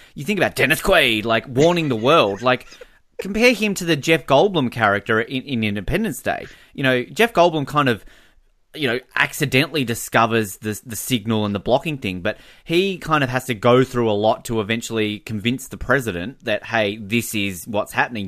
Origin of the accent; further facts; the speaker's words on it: Hobart, Tasmania, Australia; growing up in Hobart, we were the, uh, Australian headquarters for Antarctic research